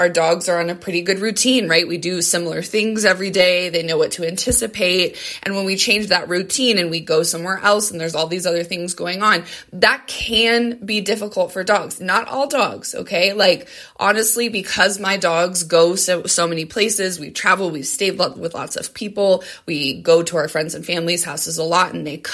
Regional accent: Colorado, United States; both my husband and I are born and raised in Colorado.

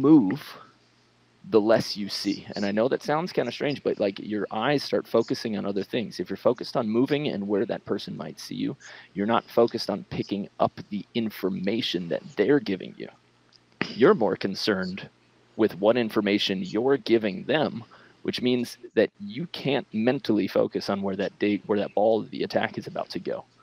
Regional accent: Long Island, New York, United States; I'm from Long Island

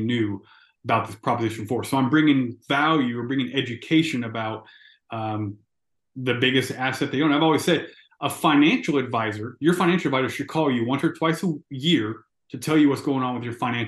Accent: Houston, Texas, United States; also born or lived in Laredo, Texas / College Station, Texas; I grew up in Houston

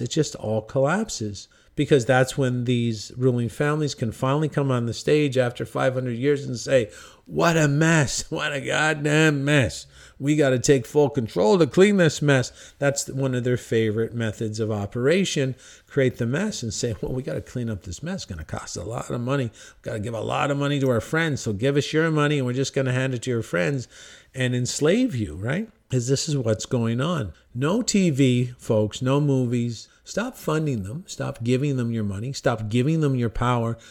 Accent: Cornwall, Ontario, Canada; In my hometown, Cornwall, Ontario, Canada

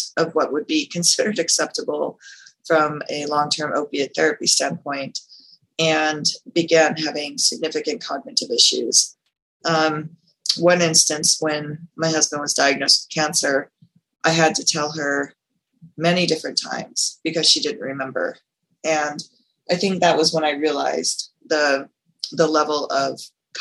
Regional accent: Las Vegas, Nevada, United States; I am from Las Vegas, Nevada

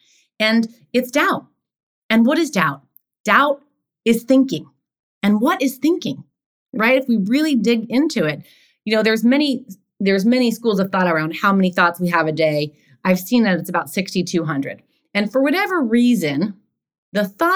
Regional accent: New York City, New York, United States; also born or lived in Los Angeles; now in New York, United States; I grew up in Queens.

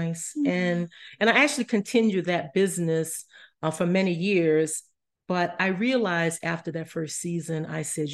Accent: New Orleans, Louisiana, United States; moved away; also born or lived in Colorado; I'm originally from New Orleans

